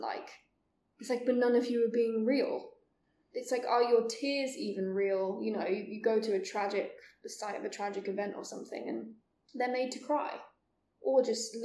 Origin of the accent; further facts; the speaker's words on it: England, United Kingdom; Being English